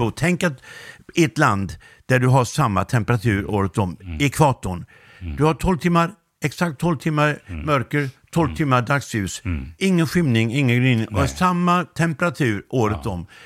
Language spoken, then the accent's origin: Swedish; Laholm, Halland County, Sweden; jag kommer från eh, Laholm och det är en utpräglad bondekommun.